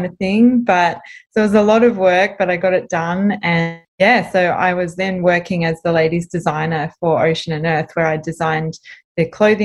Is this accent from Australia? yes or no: yes; South Coast, New South Wales, Australia; also born or lived in Sydney; I lived down on the South Coast and I've been almost born and raised on the South Coast. I've been here since I've been 2 years old